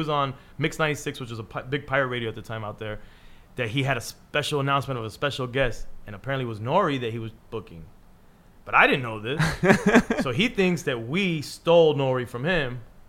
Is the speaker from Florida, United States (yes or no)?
yes; Miami, Florida, United States; if you're in my hometown, if you're in Miami